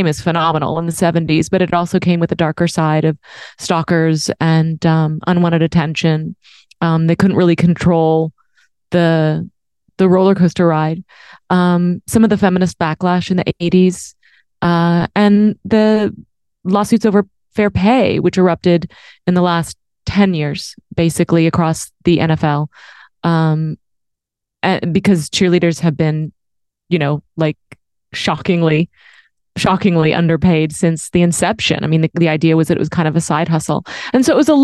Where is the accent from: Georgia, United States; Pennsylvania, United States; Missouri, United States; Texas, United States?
Texas, United States; Dallas; moved away; also born or lived in New York; I grew up in Dallas